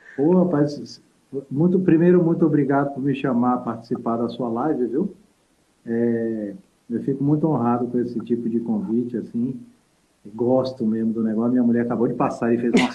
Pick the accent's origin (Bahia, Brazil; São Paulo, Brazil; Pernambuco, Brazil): Bahia, Brazil; Salvador; moved away as an adult; also born or lived in Minas Gerais; Não, eu sou de Salvador. Morei, morei 10 anos em Minas, né? Mas eu sou de Salvador